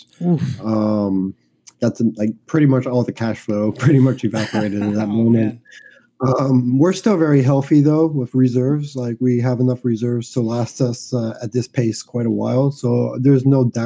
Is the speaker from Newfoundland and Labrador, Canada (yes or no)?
no; Montreal, Quebec, Canada; I'm from Montreal, Canada